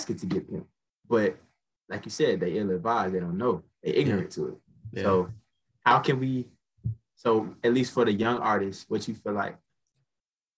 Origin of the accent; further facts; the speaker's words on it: Cobb County, Georgia, United States; also born or lived in Douglasville, Georgia; I stay in Douglasville. Like I'm from Cobb County. That's like a little outside of like, Atlanta.